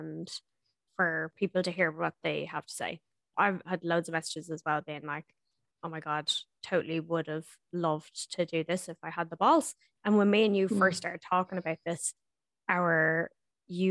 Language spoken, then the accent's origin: English; Ireland; moved away as an adult; now in New Zealand; when I was growing up in Ireland